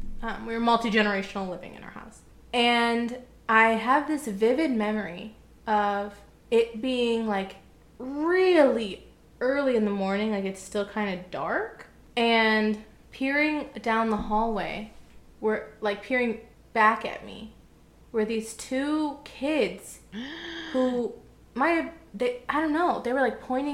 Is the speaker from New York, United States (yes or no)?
no; Texas, United States; I think it was growing up in Texas.